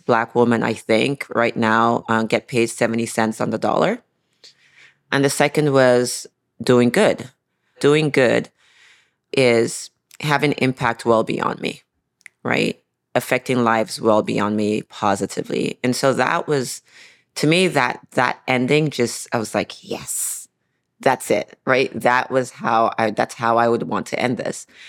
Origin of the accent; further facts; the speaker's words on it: Nigeria; I grew up in Nigeria